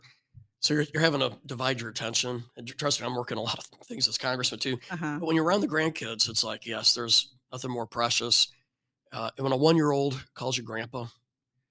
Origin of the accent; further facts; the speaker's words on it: rural Illinois, United States; moved away; I was raised in rural Illinois, corn and soybeans